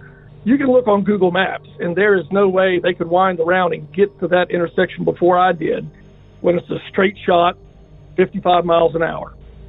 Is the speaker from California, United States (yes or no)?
no; Poquoson, Virginia, United States; I'm from Pocosin, Virginia.